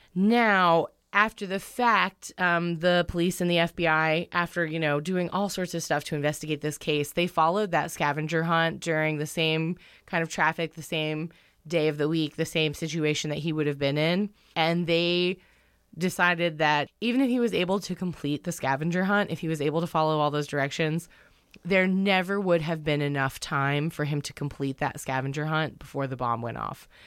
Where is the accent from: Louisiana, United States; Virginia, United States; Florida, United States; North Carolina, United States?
North Carolina, United States; moved away; I'm from North Kakalaki.